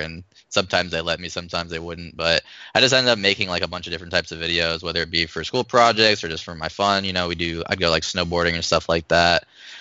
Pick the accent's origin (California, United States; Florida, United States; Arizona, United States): Arizona, United States; moved away as an adult; also born or lived in Chicago; I'm from Arizona originally.